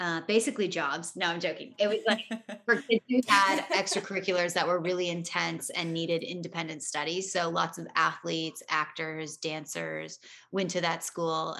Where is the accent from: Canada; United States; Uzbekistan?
Canada; Toronto, Ontario; growing up in Toronto and like acting here